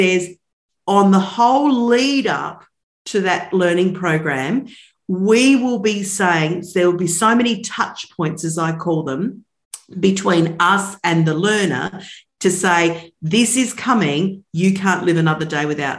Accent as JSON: {"language": "English", "country": "Australia", "said": "I'm from Australia"}